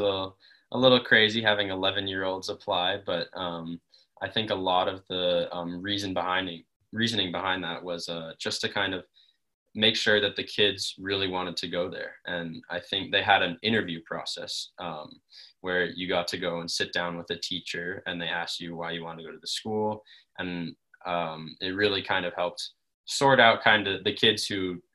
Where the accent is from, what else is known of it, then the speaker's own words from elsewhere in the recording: Denver, Colorado, United States; also born or lived in Los Angeles; I've lived in Denver, grown up in Denver pretty much all of my life